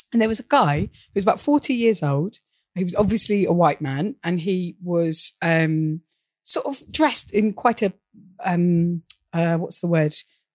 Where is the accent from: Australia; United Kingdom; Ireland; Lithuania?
United Kingdom; I'm from Britain